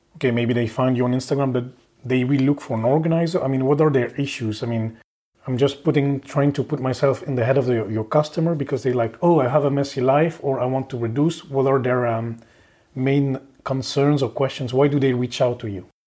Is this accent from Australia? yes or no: no; Belgium; moved away as an adult; also born or lived in Oslo, Norway / Paris, France; now in Luxembourg; I'm from Belgium, so yeah, I've moved a bit around.